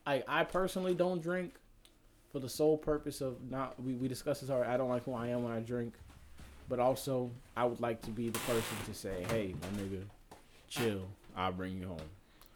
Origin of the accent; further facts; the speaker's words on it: Texas, United States; We're from Texas, by the way.